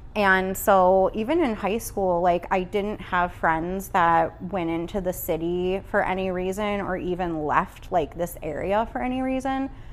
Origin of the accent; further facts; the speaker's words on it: Oswego, United States; moved away as an adult; also born or lived in Chicago / Iowa; I was born and raised in Oswego, uh, back here after a couple years in Chicago and then a couple years in Iowa